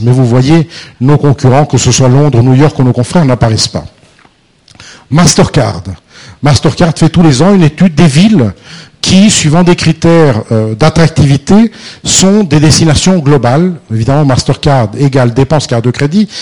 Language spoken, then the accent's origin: French; France; nous, les Français